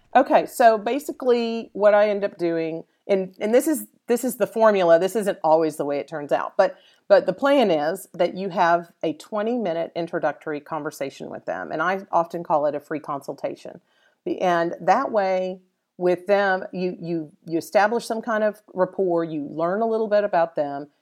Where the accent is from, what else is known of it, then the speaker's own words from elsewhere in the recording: Dallas, Texas, United States; a Dallas native. I'm originally from Dallas.